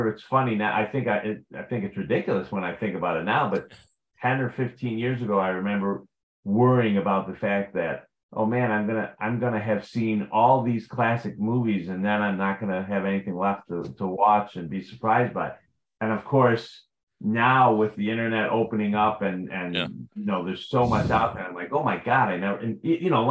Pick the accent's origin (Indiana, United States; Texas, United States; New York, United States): New York, United States; Rochester; I grew up in Rochester, New York